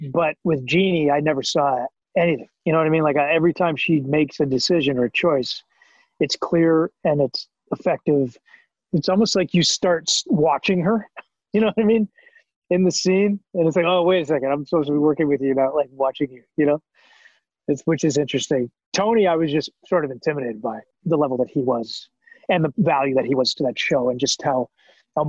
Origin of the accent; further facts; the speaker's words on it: Canada; moved away as an adult; now in Los Angeles, United States; I came down here from as a Canadian actor who didn't know anybody.